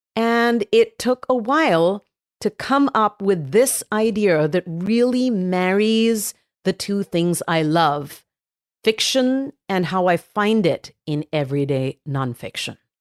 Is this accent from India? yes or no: yes; Mumbai, Maharashtra, India; now in San Francisco, United States; Yes, I was born in Bombay, which most people know as Mumbai. It is Mumbai, but we grew up calling it Bombay.